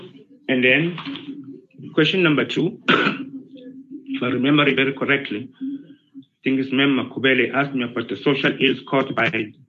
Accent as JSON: {"language": "English", "country": "United Kingdom", "tie": "born or raised there", "said": "When I grew up in Britain"}